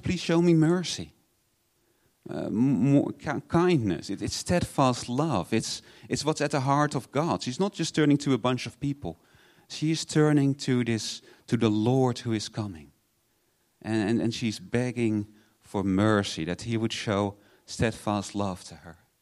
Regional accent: Netherlands; moved away; I'm from Holland.

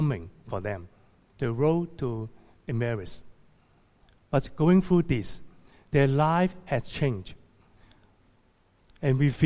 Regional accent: Hong Kong; also born or lived in Toronto, Canada; returning to my hometown, Hong Kong, to serve in 2012

